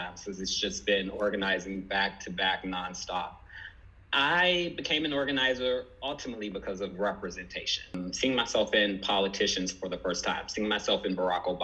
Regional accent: Washington, District of Columbia, United States; I was born and raised in the Washington, D.C. area

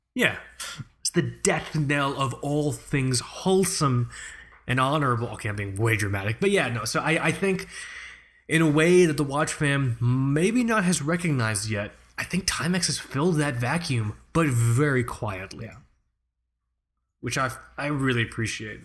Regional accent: United States; as an American

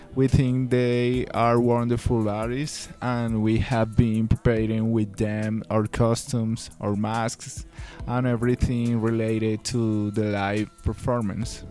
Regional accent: Villavicencio, Meta, Colombia; now in Bogota, Colombia; we grew up in Villavicencio

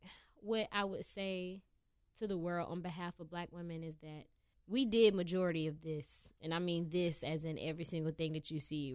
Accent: United States; This is … from my hometown. Shout out Union County.

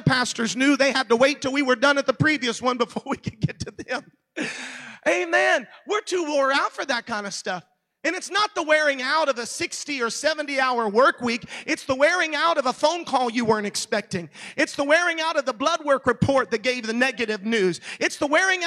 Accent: Orlando, Florida, United States; I live in Orlando. That's my hometown.

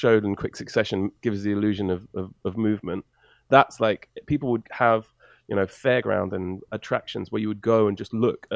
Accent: England, United Kingdom; also born or lived in Canada

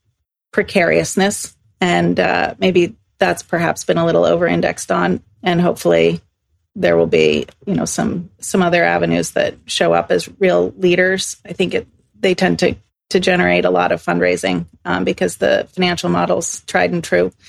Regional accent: Exeter, New Hampshire, United States; moved away as an adult; also born or lived in Chicago, United States; now in Stockholm, Sweden; I grew up in Exeter, New Hampshire

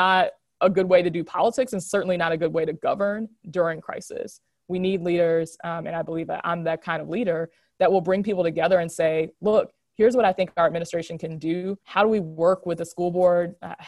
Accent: Hanover area, Virginia, United States; now in Richmond, United States; I grew up in the Hanover area

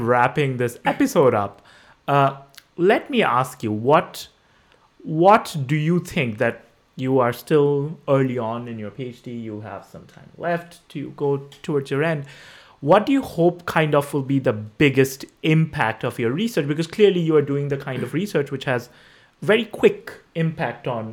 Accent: West Bengal, India; moved away; I grew up in West Bengal, a state in eastern India

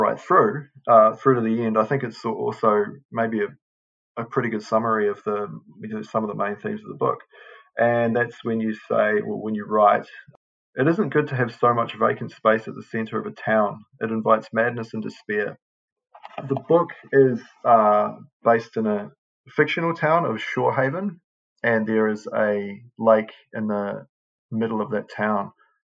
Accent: South Island, New Zealand; I'm from the South Island of New Zealand

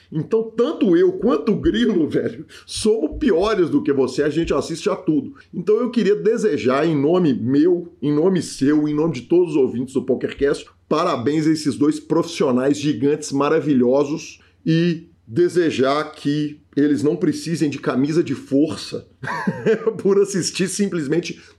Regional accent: Minas Gerais, Brazil; Mas nós assim. somos mineiros. Mineirinho tá acostumado

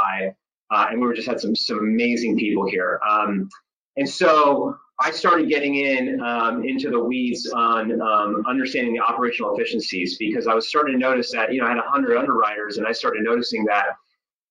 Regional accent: Dana Point, California, United States; I grew up in Orange County, California, specifically Dana Point.

